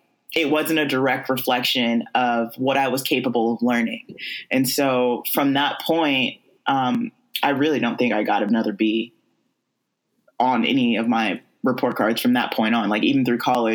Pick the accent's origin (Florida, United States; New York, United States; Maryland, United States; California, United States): California, United States; I am from California, born and raised